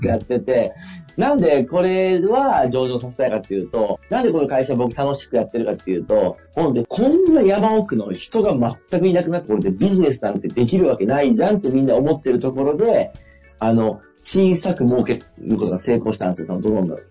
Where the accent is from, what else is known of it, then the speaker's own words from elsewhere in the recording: Fukui, Japan; 僕が地元の福井でやってる会社なんですよ。